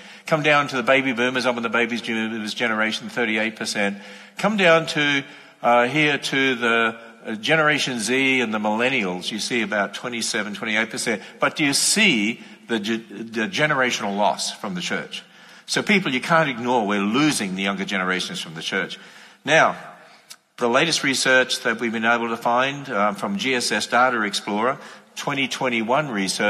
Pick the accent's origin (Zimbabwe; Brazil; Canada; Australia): Australia; now in United States; But when I was coming over from Australia, even in the 80s and speaking in America, I was warning people